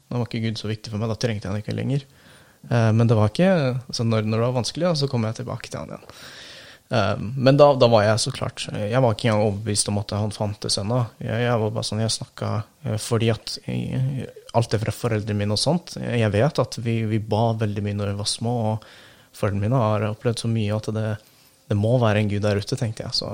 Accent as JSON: {"language": "Norwegian", "country": "Turkey", "lives_now": "Norway", "said": "jeg gjorde mye og hang mye med venner og sånt når jeg var hjemme i Tyrkia, men så fort jeg kom til Norge, eh, så var jeg veldig ensom."}